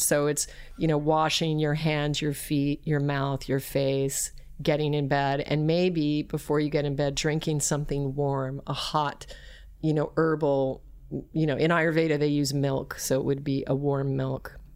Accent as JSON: {"language": "English", "region": "Alaska", "country": "United States", "tie": "born or raised there", "also_born_or_lived": "Colorado", "said": "I was raised in Alaska"}